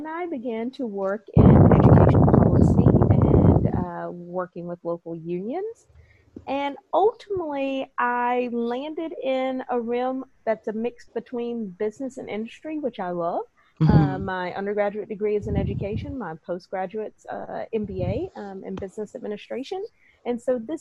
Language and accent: English; East Coast of the United States, United States; moved away as an adult; now in Penang, Malaysia; from the East Coast of the United States, currently located in Penang, Malaysia